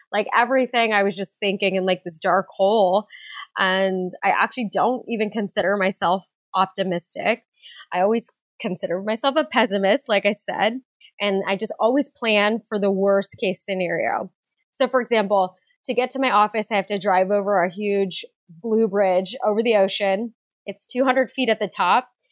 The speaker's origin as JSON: {"language": "English", "town": "San Diego", "region": "California", "country": "United States", "tie": "born or raised there", "said": "I grew up in San Diego, California"}